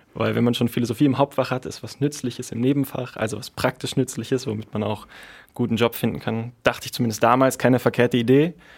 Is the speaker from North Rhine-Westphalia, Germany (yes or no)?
no; Berlin, Germany; Ich komme aus Berlin